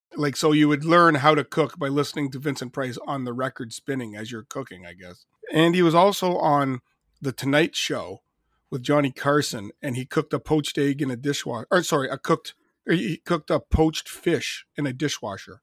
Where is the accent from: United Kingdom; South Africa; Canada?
Canada; being Canadian